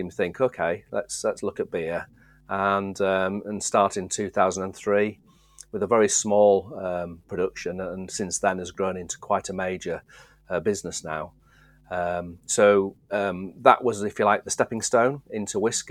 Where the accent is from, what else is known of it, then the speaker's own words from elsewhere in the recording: Driffield, Yorkshire and the Humber, United Kingdom; also born or lived in Skipton, Yorkshire; I was born in Skipton, actually. So Yorkshire's a big old county. Yeah. And I was born almost the west, furthest west you could go, probably, settle a bit further in Yorkshire. And then we moved over to the east coast, into the sort of Driffield area, which is a very agricultural grain area, as my dad worked in the industry as well. So I used to grew up in that area